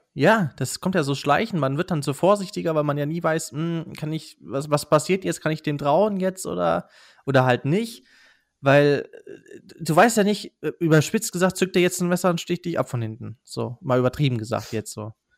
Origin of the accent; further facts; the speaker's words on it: Rhineland-Palatinate, Germany; wir kommen ja aus Rheinland-Pfalz, wir sind auch nicht allzu weit weg von Kusel